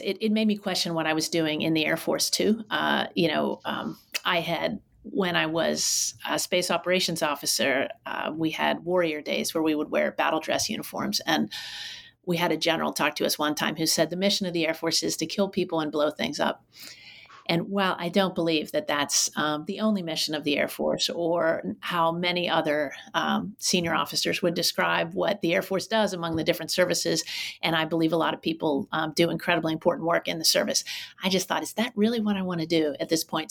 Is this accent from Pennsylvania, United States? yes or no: yes; Pittsburgh, Pennsylvania, United States; moved away as an adult; also born or lived in Durham, North Carolina / Colorado Springs, Colorado / Philadelphia, Pennsylvania / Oakland, California; I grew up not too far from where you are now um, in uh, Pittsburgh, Pennsylvania, um, in the South Hills